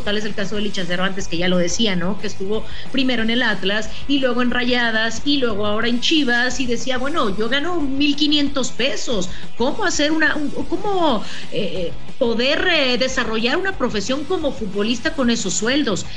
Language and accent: Spanish; Mexico; nosotros como mexicanos, mexicanas